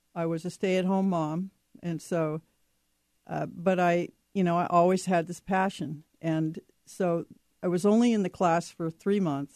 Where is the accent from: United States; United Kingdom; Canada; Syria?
United States; Seattle, Washington; also born or lived in Montana; we moved from Montana out here to Seattle when I was nine